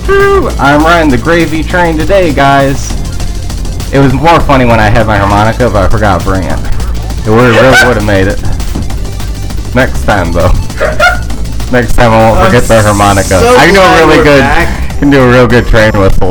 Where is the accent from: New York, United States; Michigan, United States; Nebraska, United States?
Michigan, United States; Alpena; moved away; The part where I'm from is Alpena